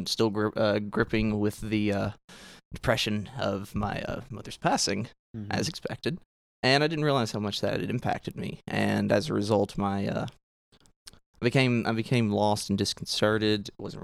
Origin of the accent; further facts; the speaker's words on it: Clinton, Arkansas, United States; 24 years old, born and raised in Clinton, Arkansas, which is the same place as where I work.